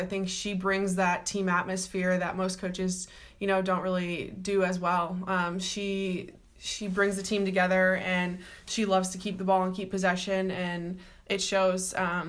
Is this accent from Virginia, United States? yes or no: no; Chicago, Illinois, United States; moved away as an adult; also born or lived in Los Angeles / Washington / Boston; I'm from Chicago, Illinois